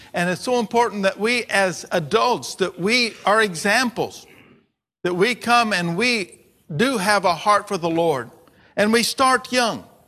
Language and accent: English; United States; my language as American